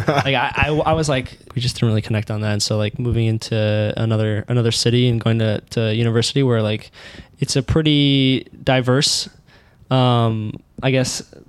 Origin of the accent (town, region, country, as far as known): Chicago, Illinois, United States; born or raised there; moved away as an adult